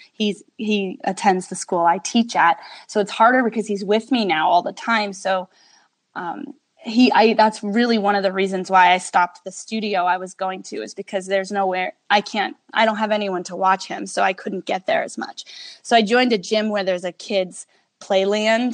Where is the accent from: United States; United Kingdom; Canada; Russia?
United States; New York; now in Las Vegas, United States; I'm from New York. So we were both East Coast people